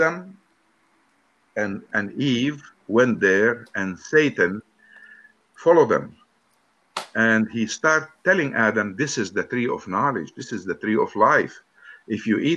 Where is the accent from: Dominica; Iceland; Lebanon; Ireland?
Lebanon; I'm from Lebanon.